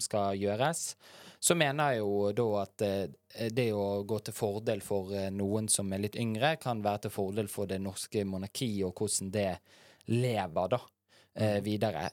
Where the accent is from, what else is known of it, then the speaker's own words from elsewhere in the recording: Bergen, Vestland, Norway; Fyllingsdal, der jeg er fra.